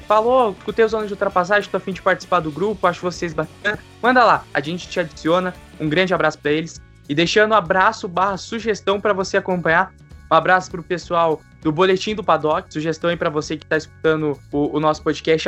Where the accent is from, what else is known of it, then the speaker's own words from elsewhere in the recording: Curitiba, Paraná, Brazil; nós somos aqui de Curitiba